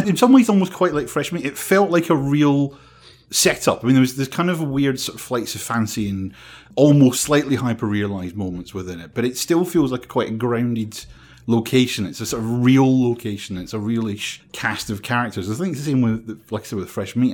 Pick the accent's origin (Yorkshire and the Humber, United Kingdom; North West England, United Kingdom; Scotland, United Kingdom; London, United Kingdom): Scotland, United Kingdom; being Scottish